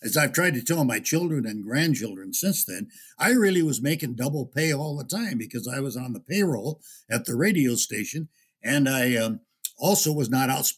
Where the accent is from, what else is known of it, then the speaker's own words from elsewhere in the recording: Upper Midwest, United States; it's been mostly in the upper Midwest, and it's my home country